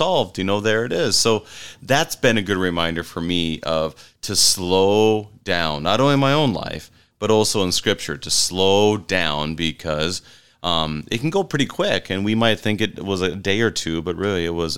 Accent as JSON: {"language": "English", "town": "Wadena", "region": "Minnesota", "country": "United States", "tie": "born or raised there", "said": "my hometown, Wadena"}